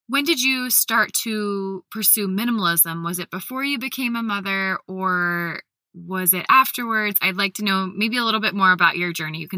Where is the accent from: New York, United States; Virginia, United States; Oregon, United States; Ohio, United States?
Ohio, United States; Columbus; We were just talking about how we're both from Columbus and just kind of, I've recently discovered that.